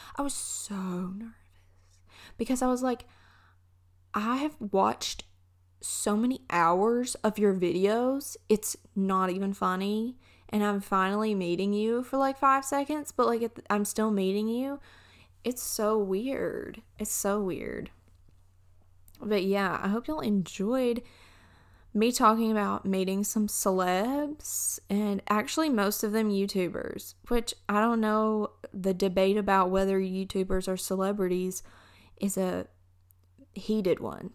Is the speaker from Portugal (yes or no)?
no; Alabama, United States; I'm from Alabama.